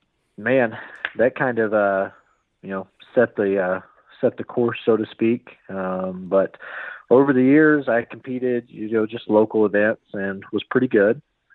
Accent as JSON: {"language": "English", "town": "Norman", "region": "Oklahoma", "country": "United States", "said": "I am from Norman, Oklahoma, otherwise known as God's Country."}